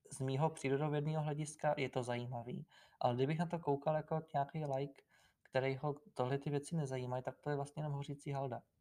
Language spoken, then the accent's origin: Czech; Sokolov, Karlovy Vary Region, Czechia; born there; já jsem se narodil v Sokolově a Sokolov teda taky není úplně výkladní skříň